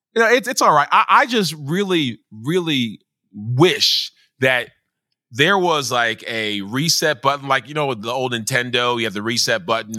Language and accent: English; Nigeria; I am a Nigerian